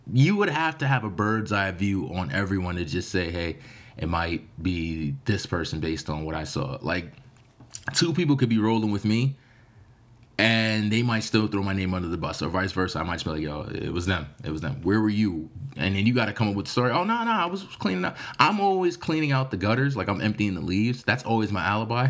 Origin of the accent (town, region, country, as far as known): United States